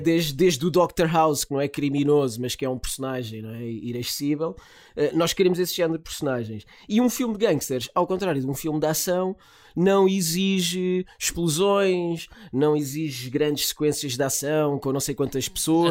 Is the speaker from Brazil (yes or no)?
no; Lisbon, Portugal; sou uma criança da picheleira